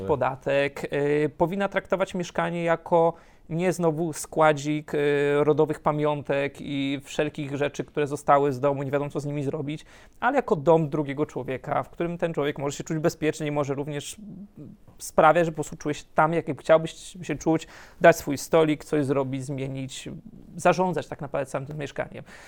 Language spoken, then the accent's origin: Polish; near Wrocław, Lower Silesian Voivodeship, Poland; moved away as an adult; also born or lived in abroad; ja jestem spod Wrocławia, więc zaczęły się studia we Wrocławiu